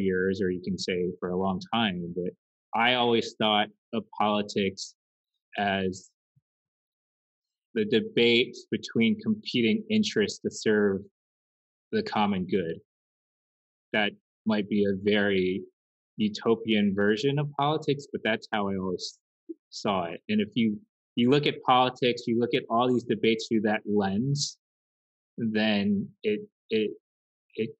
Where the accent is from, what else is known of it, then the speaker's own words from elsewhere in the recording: Washington, District of Columbia, United States; I grew up in Washington, D.C., so right outside the seat of American power